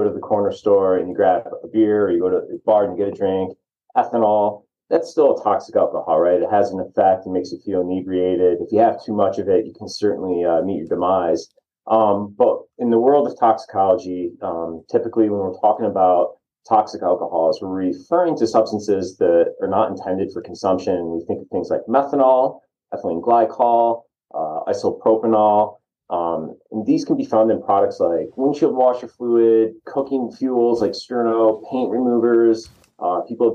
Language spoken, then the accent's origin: English; New York, United States; moved away as an adult; now in Arizona, United States; I'm originally from the Northeast up in New York